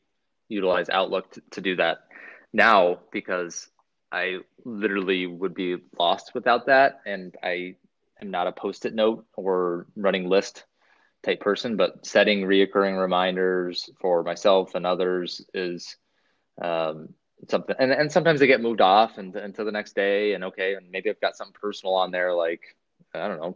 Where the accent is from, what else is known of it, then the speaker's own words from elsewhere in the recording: Pacific Northwest, United States; I'm from the Pacific Northwest